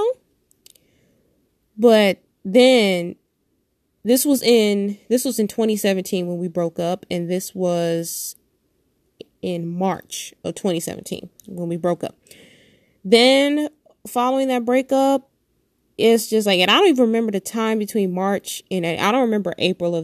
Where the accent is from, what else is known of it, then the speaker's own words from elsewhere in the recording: Detroit, Michigan, United States; I'm born and raised in Detroit, Michigan